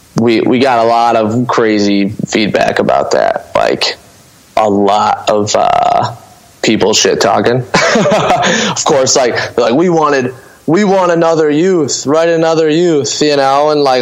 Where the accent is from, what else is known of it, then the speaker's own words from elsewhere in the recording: Lambertville, Michigan, United States; also born or lived in Toledo; I was born in Toledo and raised in Lambertville, Michigan, which is like, you know, I could stand in Lambertville and throw a rock south and there's Toledo.